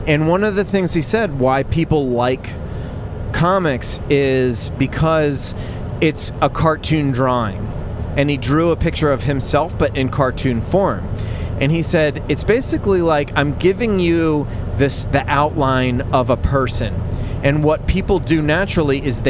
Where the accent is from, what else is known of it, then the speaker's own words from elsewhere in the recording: Philadelphia, Pennsylvania, United States; I'm from Philly